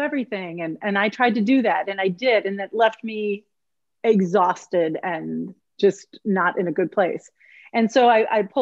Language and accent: English; southeast Minnesota, United States; also born or lived in Eau Claire, Wisconsin; I grew up in Minnesota, a small town in southeast Minnesota, it's right between Rochester and Winona.